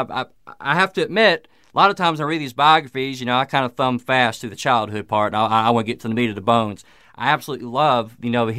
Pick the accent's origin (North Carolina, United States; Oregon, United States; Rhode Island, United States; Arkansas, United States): Arkansas, United States; Southern; I grew up in Southern Arkansas